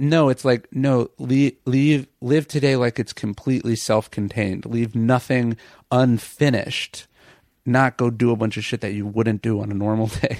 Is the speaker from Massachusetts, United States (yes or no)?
no; Sacramento, California, United States; I grew up in Sacramento